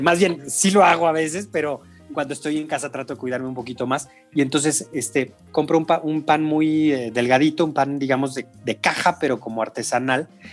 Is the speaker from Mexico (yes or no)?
yes; San Luis Potosí, Mexico; Yo soy de San Luis Potosí